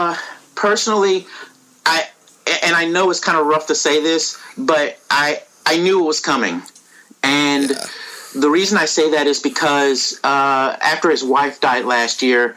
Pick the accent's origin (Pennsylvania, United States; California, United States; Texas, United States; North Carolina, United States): Texas, United States; Dallas; I'm from Dallas.